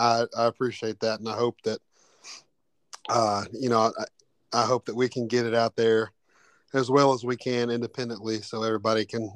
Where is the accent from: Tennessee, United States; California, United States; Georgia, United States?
Tennessee, United States; Cleveland; I was working a job out in Cleveland, Tennessee, where I'm from, and it's my hometown.